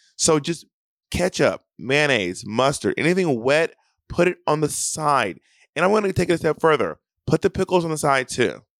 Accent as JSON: {"language": "English", "town": "Atlanta", "region": "Georgia", "country": "United States", "tie": "born or raised there", "moved": "yes", "said": "I will be in Atlanta, Georgia, my hometown"}